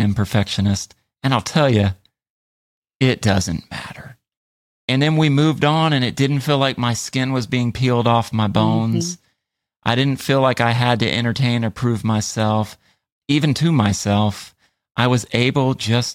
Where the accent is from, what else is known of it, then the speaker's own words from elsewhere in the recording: United States; I was like the only American in Lugo that day